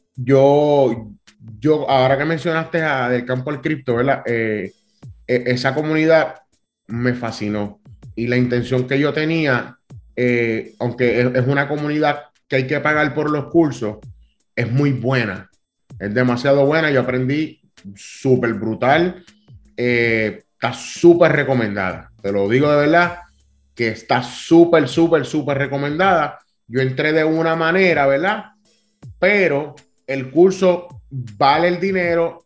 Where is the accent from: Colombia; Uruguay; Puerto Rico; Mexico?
Puerto Rico; Cataño; yo soy un muchacho eh, criado, soy de Cataño, o bien orgulloso de ser de Cataño, un residencial público.